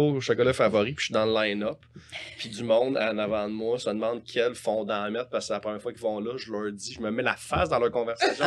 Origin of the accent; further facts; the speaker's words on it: Montreal, Quebec, Canada; also born or lived in Saint-Hyacinthe; j'étais à Montréal tout le temps dans ma vie